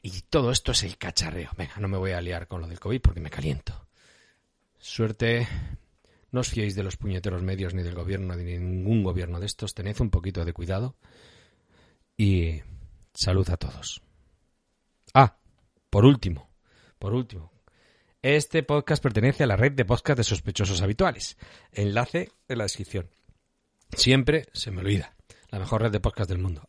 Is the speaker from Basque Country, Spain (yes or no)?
yes; Bilbao area, Basque Country, Spain; no vivo en el mismo centro de Bilbao